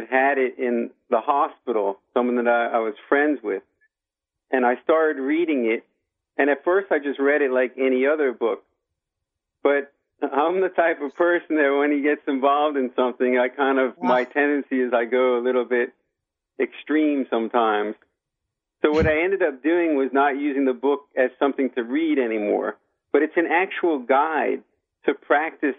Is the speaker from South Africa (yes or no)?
no; United States; I grew up here in America